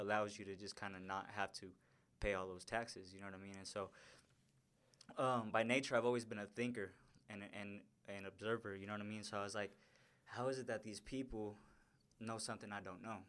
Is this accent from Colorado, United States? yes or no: yes; Denver, Colorado, United States; And that's pretty much where I grew up, man. I went to school there, met all my friends there, and, um, grew up in South